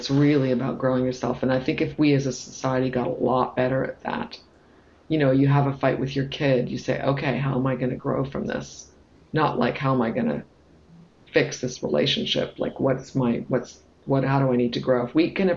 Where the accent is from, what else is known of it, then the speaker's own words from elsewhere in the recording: Toronto, Ontario, Canada; moved away as an adult; also born or lived in United Kingdom / United States / France; So I'm from Toronto